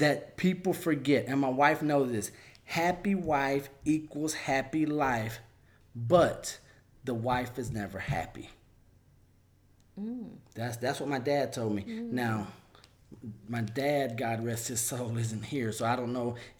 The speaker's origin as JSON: {"language": "English", "region": "Alabama", "country": "United States", "said": "I'm from Alabama"}